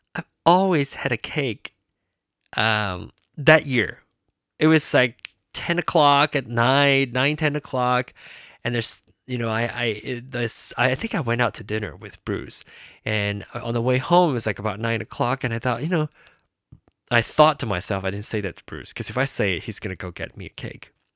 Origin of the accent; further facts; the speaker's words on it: Penang, Malaysia; moved away; Penang, my hometown, and, uh, Malaysia, the country of birth of mine, the country that I grew up